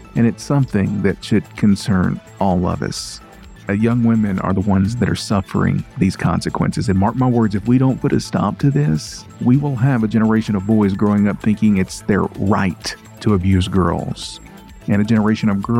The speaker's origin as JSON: {"language": "English", "country": "United States", "tie": "born or raised there", "said": "I can't say that I'm not proud of my home state"}